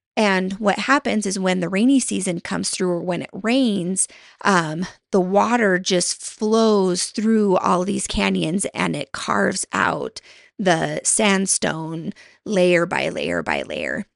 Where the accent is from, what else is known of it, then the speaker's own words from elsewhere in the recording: Montana, United States; moved away; my husband and I moved back to my home state of Montana